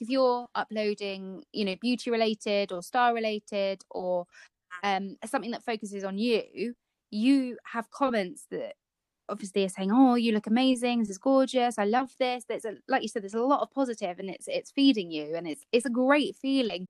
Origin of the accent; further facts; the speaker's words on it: Kent, South East England, United Kingdom; we are part of a Kent blogger group because we're both from Kent